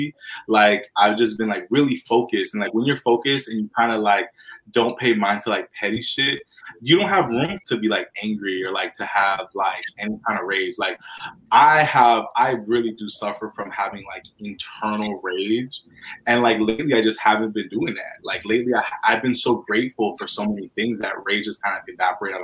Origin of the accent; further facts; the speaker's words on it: Tampa, Florida, United States; moved away; back in my hometown of Tampa Bay